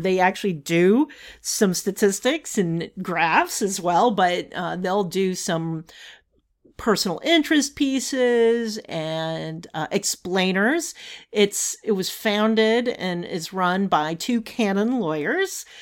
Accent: Savannah, Georgia, United States; when I was growing up in Savannah

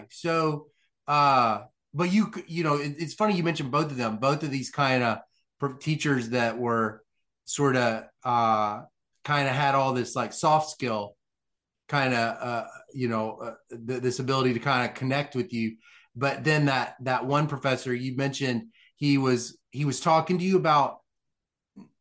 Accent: Mississippi, United States; I grew up in Mississippi

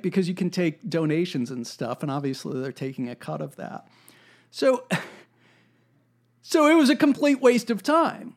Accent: United States; there's something in our national character, there's something about being American that is ornery and contrary

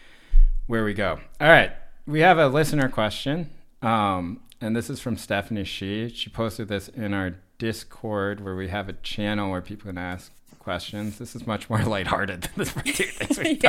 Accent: New Jersey, United States; I grew up in suburban New Jersey with lots of other Asians and related a lot more to Andy and Tammy's experiences growing up.

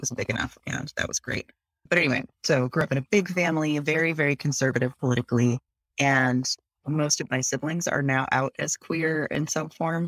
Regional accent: Seattle, Washington, United States; moved away as an adult; now in Philadelphia, United States; I grew up in Seattle

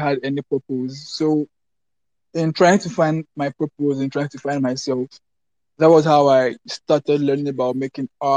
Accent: Lagos, Nigeria; I'm from Lagos, Nigeria

